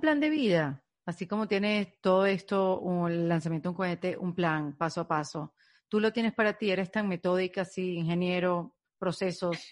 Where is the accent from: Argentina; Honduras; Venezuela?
Venezuela; yo como venezolana